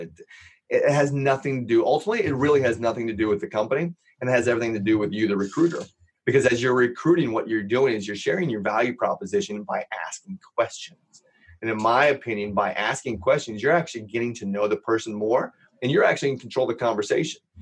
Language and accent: English; Los Angeles, California, United States; also born or lived in Indiana; I grew up in Los Angeles